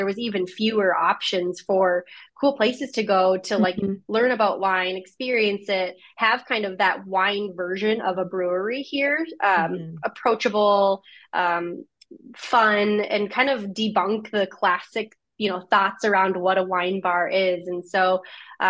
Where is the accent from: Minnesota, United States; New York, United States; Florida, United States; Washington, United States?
Minnesota, United States; also born or lived in Eau Claire, Wisconsin / California; I grew up in Minnesota